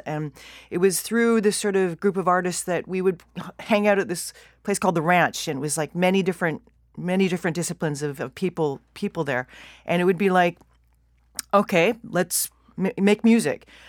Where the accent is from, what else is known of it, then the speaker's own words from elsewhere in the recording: Vancouver, British Columbia, Canada; moved away as an adult; also born or lived in Toronto; I really did wanna leave my hometown